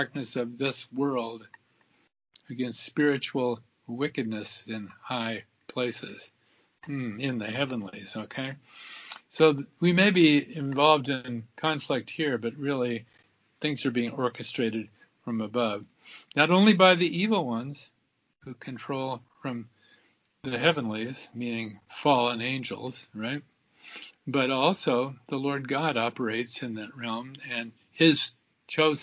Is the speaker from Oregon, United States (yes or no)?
yes; Southern Oregon, United States; I grew up in Southern Oregon